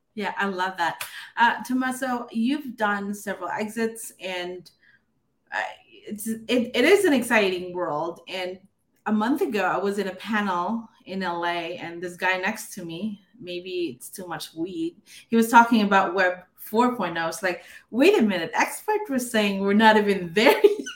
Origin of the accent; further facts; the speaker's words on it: Philippines; I grew up in the Philippines